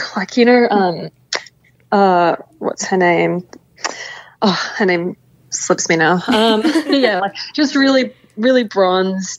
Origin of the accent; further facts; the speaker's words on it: Papua New Guinea; I grew up in Papua New Guinea, and every weekend we're out on the islands